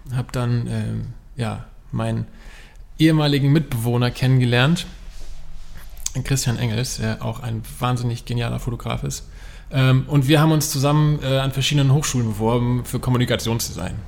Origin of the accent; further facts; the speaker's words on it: Frankfurt, Hesse, Germany; moved away as an adult; now in between Hamburg and Bremen, Germany; gebürtiger Frankfurter